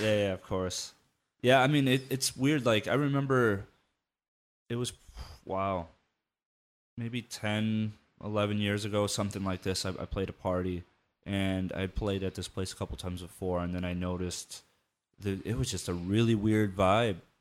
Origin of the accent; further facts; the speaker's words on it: Midwest, United States; moved away; I grew up in the Midwest